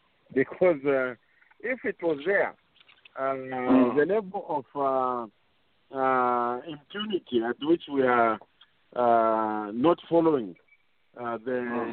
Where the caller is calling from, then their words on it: Kitwe, Copperbelt Province, Zambia; I'm calling from Kitwe, and I was at Sokone Market.